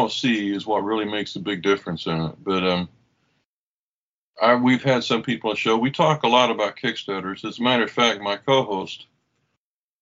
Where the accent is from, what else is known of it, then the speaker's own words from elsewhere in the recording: Oklahoma, United States; I grew up in Oklahoma